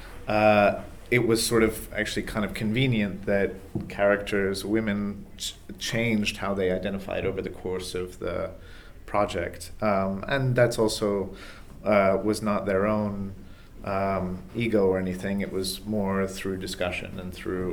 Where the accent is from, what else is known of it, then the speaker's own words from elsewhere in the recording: England, United Kingdom; also born or lived in United States; now in Boston, United States; I'm American. I was raised in England, but I'm American